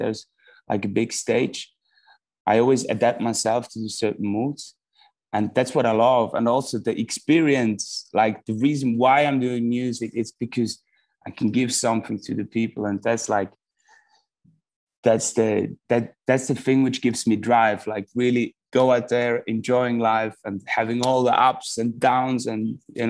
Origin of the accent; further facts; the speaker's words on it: Switzerland; also born or lived in Melbourne, Australia; And then when I came into first grade, they came to Switzerland